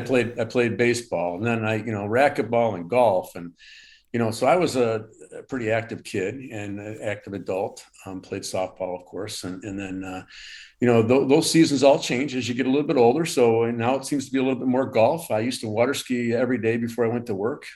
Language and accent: English; Southfield, Michigan, United States; also born or lived in Fenton, Michigan / Punta Gorda, Florida; I, uh, I live in Michigan. I, uh, grew up in Southfield, Michigan, uh, currently live in Fenton, Michigan